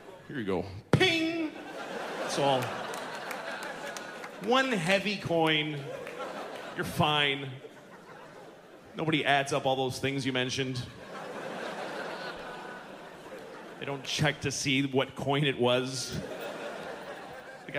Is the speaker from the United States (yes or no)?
yes; United States; I'm American